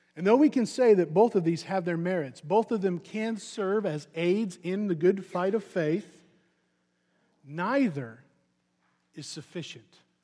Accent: Missouri, United States; I'm from Missouri, so you, we have a very rich baseball heritage in Missouri

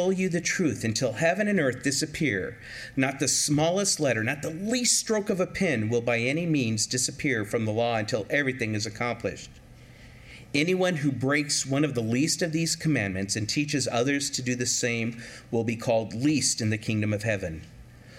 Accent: California, United States; growing up in California

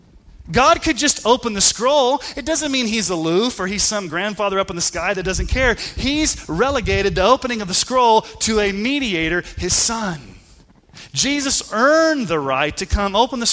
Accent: Colorado Springs, Colorado, United States; I grew up in Colorado Springs

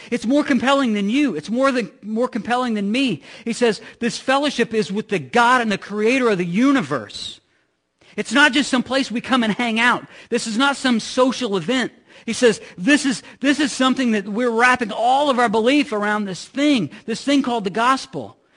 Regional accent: Midwest, United States; I'm from the Midwest

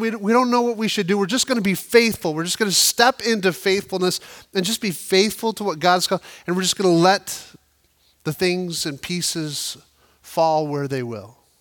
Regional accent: United States; we as the American church

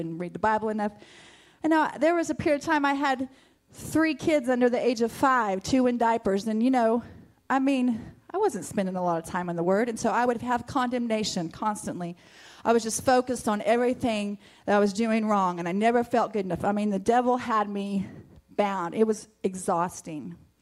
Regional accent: Mutual, United States; I grew up in Mutual

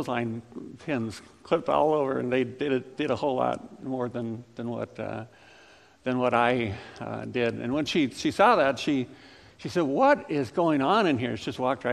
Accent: Ames, Iowa, United States; also born or lived in Lincoln, Nebraska; I grew up in Ames

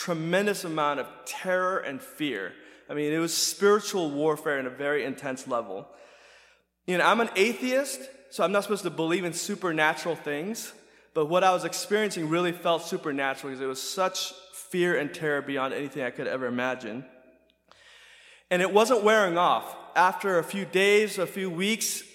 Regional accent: United States; growing up in America

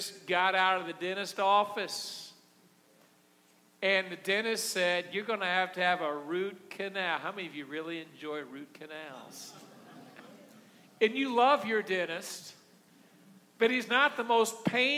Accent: Missouri, United States; I'm from Missouri

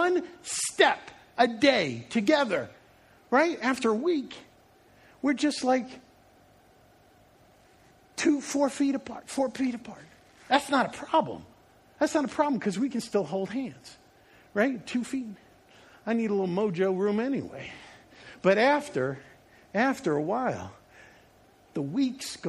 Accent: Long Island, New York, United States; I grew up in the Northeast. I was living on Long Island, not the nice parts that they show in like TV.

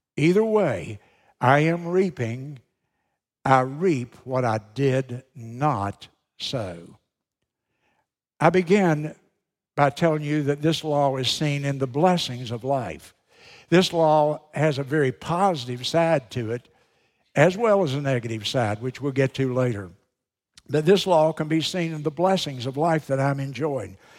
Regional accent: United States; being an American

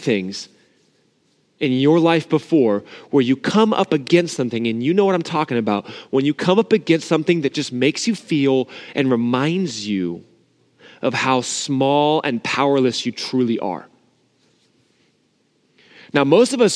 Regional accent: Southern California, United States; I grew up in Southern California like a lot of you guys too. But even though I grew up here

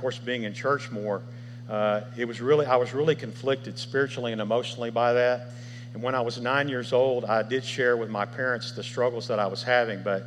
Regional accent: Memphis, Tennessee, United States; I was raised here in Memphis

